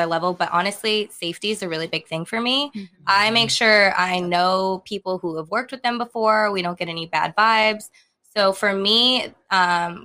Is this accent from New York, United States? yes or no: no; San Diego, California, United States; I'm from San Diego